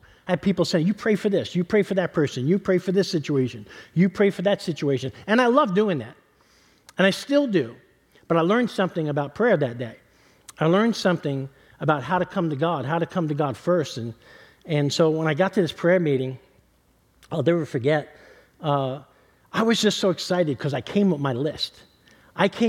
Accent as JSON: {"language": "English", "town": "New York City", "region": "New York", "country": "United States", "tie": "born or raised there", "also_born_or_lived": "Kentucky", "moved": "yes", "said": "I'm born and raised in New York City"}